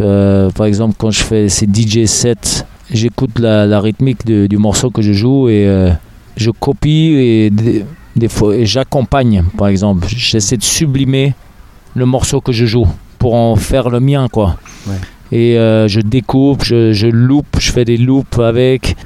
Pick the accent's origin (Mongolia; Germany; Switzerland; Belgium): Germany; Berlin; also born or lived in Los Angeles, United States; now in Paris, France; je tapais dans, dans ma chambre à Berlin. Je suis né à Berlin, en Allemagne, mm. Berlin-Ouest